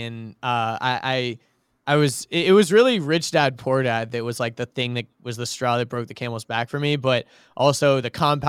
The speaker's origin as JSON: {"language": "English", "region": "Georgia", "country": "United States", "tie": "born or raised there", "said": "I grew up in Georgia, by the way, like outside of Atlanta. Went to Norcross High School, for anyone who's listening knows what that is."}